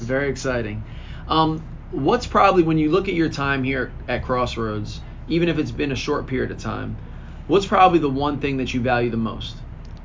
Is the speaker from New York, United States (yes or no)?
no; Lawrenceville, New Jersey, United States; I was a Mercer County kid. I grew up in Lawrenceville